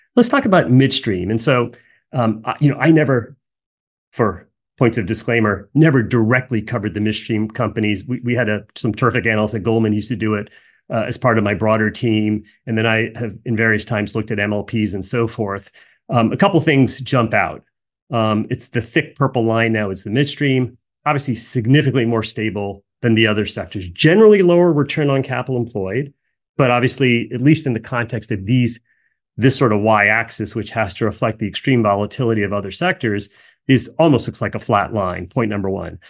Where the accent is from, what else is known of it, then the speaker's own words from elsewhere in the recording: New Jersey, United States; I grew up in New Jersey